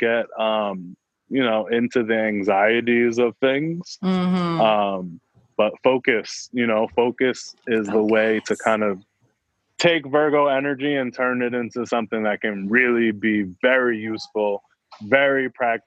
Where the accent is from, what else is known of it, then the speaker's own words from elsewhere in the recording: New York, United States; I'm from New York